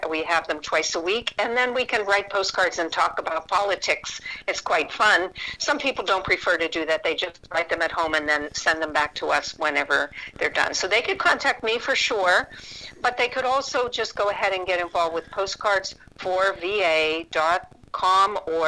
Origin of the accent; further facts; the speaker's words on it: Pittsburgh, Pennsylvania, United States; moved away; I came from Pittsburgh and a blue-collar worker family